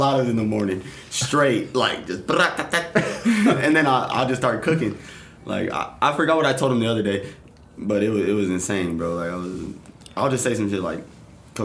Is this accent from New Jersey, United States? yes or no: no; Victorville, California, United States; I'm from the Bel Air Boys, Victorville, California